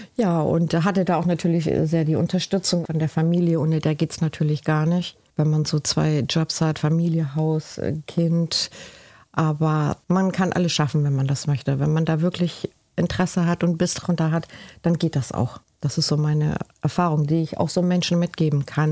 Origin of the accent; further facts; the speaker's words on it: Cuxhaven, Lower Saxony, Germany; German is a second language; also born or lived in Spain / Galicia, Spain / Bremerhaven, Germany; now in Ringstedt, Germany; ich bin ja hier geboren in Cuxhaven lebe seit 30 Jahren in Bremerhaven